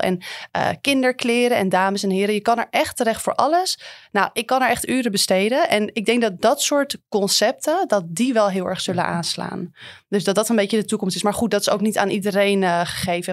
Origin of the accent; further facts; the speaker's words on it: Amsterdam, North Holland, Netherlands; wij als Amsterdammer